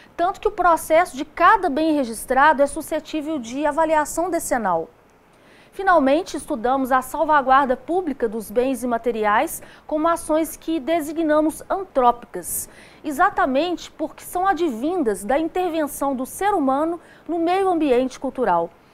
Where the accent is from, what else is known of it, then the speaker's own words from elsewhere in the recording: Brazil; sou brasileira